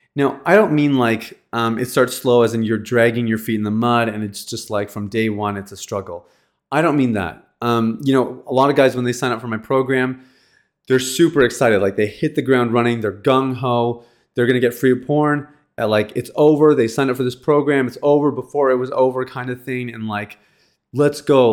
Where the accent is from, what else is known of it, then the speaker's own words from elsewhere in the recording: Canada; I'm from Canada